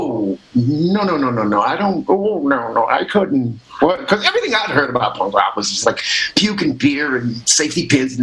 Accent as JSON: {"language": "English", "region": "Midwest", "country": "United States", "moved": "yes", "said": "I'm from the Midwest"}